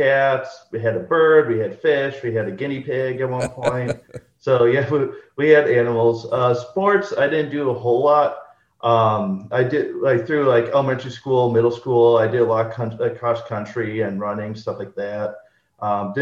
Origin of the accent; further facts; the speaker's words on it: Waukesha, Wisconsin, United States; I was born and raised in Wisconsin. I grew up in Waukesha.